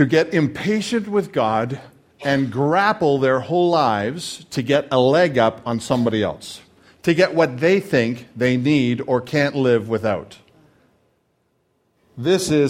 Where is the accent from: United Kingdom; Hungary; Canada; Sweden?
Canada; now in United States; I am Canadian